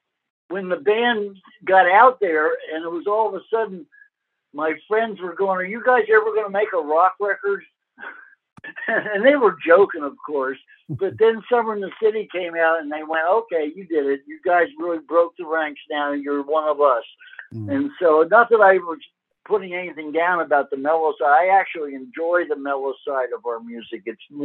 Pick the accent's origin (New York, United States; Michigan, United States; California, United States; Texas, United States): New York, United States; I grew up in New York.